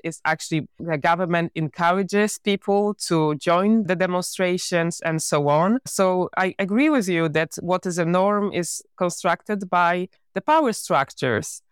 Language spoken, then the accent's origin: English; Poland; I was born in Poland.